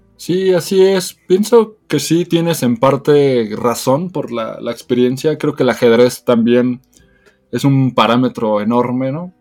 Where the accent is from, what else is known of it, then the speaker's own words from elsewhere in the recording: Mexico; soy el representante de México